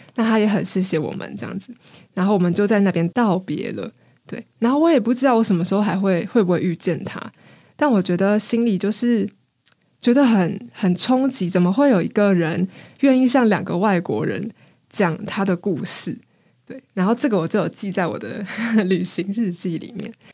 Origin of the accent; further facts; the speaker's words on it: Taiwan; 我是台湾人